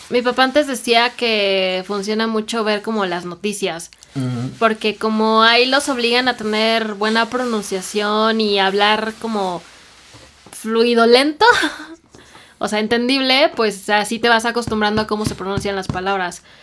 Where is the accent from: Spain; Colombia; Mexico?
Mexico; accent: Mexican; yo sé que soy mexicana y que tal vez no pronuncio pues de la misma forma